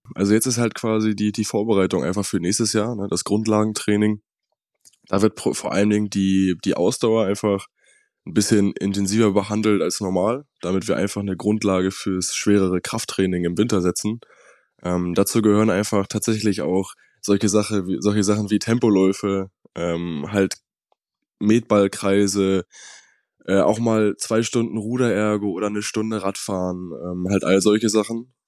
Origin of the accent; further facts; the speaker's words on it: Hamburg, Germany; Ich komme ja aus dem Norden, aus Hamburg